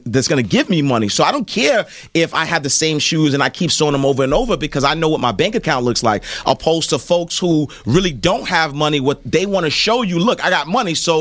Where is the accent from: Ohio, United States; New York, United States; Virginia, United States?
New York, United States; New York City; I grew up in the projects. I grew up in St. Nicholas Projects